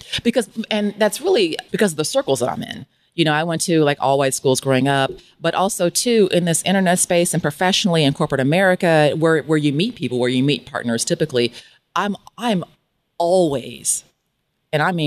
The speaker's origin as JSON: {"language": "English", "town": "Kansas City", "region": "Missouri", "country": "United States", "tie": "born or raised there", "also_born_or_lived": "Beverly Hills, California / San Diego, California", "moved": "as an adult", "lives_now": "Playa del Carmen, Mexico", "said": "I knew that I had to leave my hometown of Kansas City, Missouri"}